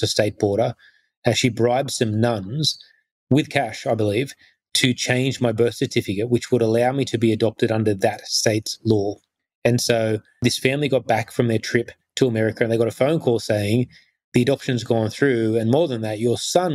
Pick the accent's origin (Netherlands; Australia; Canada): Australia; Sydney, New South Wales; I then grew up, I guess, in the Sutherland Shire, the probably the whitest part of Australia you could ever grow up in the 80s